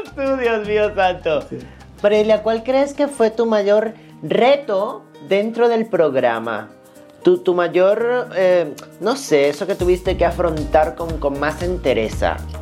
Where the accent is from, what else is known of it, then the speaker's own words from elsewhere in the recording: Venezuela; somos los venezolanos